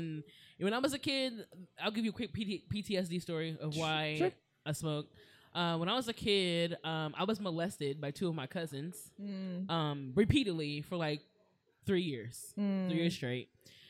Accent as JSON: {"language": "English", "town": "Springfield", "region": "Ohio", "country": "United States", "tie": "born or raised there", "moved": "yes", "lives_now": "Los Angeles, United States", "said": "Where? Springfield, Ohio."}